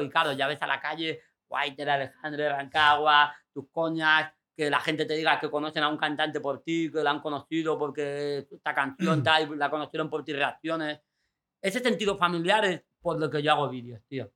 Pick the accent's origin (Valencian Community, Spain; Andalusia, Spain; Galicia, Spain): Andalusia, Spain; Fuengirola; also born or lived in Mijas; ir al Instituto de Fuengirola con todos juntos, todos los colegas, pues yo me fui a de, a de Mijas